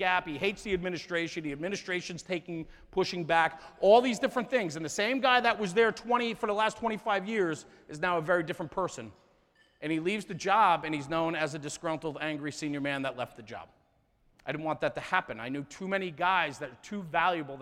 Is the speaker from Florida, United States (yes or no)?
no; New Jersey, United States; I'm from New Jersey